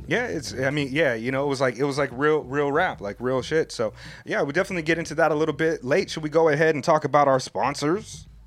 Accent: Oceanside, California, United States; now in Japan; I grew up in Oceanside

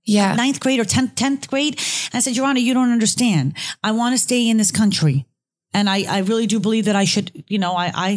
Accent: Cherry Hill, New Jersey, United States; also born or lived in Israel; I grew up in Cherry Hill, New Jersey.

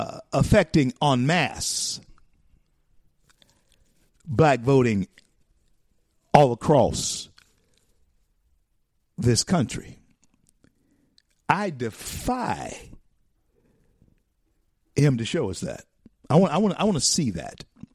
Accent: the South, United States; because I grew up in the South.

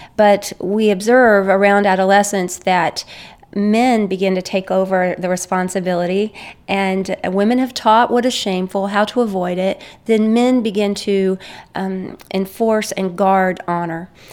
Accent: United States; As an American, I'm from an, a guilt innocence worldview

